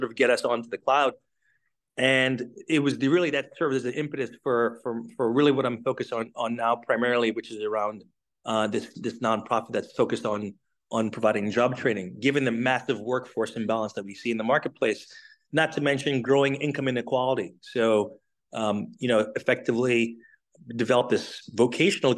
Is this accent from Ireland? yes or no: no; St. Lucia; now in United States; I'm originally from the Caribbean, from St. Lucia